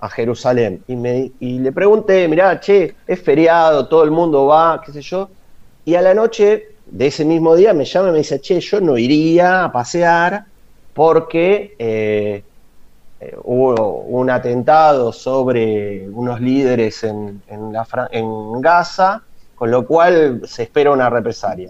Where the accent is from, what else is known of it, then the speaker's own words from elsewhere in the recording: La Plata, Buenos Aires Province, Argentina; moved away as an adult; now in Rishon LeZion, Israel; yo me fui de La Plata a Buenos Aires hace unos 20 años